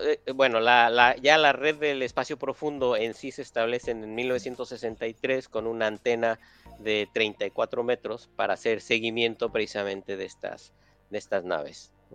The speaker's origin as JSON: {"language": "Spanish", "region": "Mexico City", "country": "Mexico", "tie": "born or raised there", "also_born_or_lived": "Milwaukee, Wisconsin", "moved": "as an adult", "lives_now": "Pasadena, United States", "said": "yo nací, crecí en la Ciudad de México"}